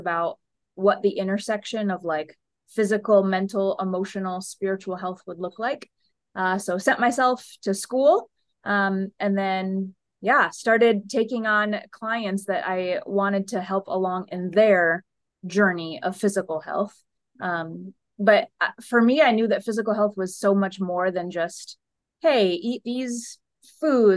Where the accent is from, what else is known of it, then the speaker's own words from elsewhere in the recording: Toledo, Ohio, United States; moved away as an adult; also born or lived in Chicago / St. Louis; This is back in my hometown.